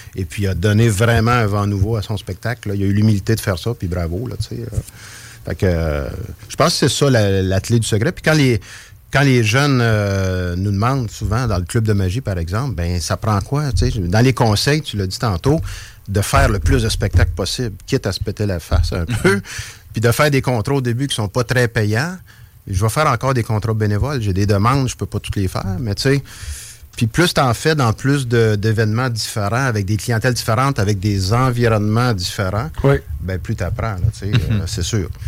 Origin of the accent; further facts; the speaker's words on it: Trois-Rivières, Quebec, Canada; accent: rolled r's (Trois-Rivières); now in Quebec City, Canada; je viens, je suis natif de Trois-Rivières, donc les airs roulés, ça vient de Trois-Rivières